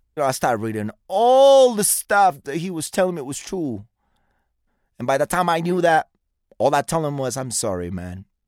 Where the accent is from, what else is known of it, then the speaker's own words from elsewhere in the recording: New York, United States; moved away; I'm from New York